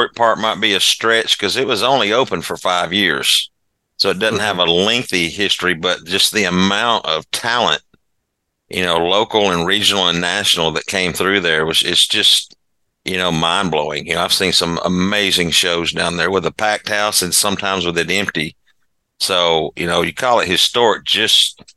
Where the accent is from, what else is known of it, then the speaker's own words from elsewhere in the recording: Huntsville, Alabama, United States; also born or lived in Louisiana; I was born in Louisiana. And it'd be hard to think, but I've been in Huntsville since I was 3 months old